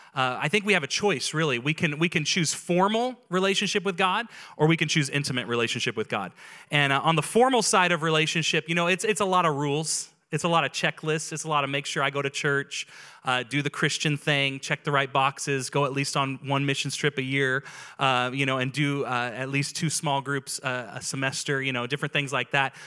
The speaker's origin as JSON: {"language": "English", "town": "Auburn", "region": "California", "country": "United States", "tie": "born or raised there", "said": "the Auburn that I grew up"}